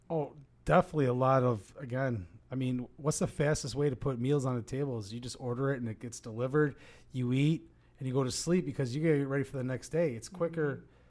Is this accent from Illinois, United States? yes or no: yes; Oak Lawn, Illinois, United States; I was born and raised in Oaklawn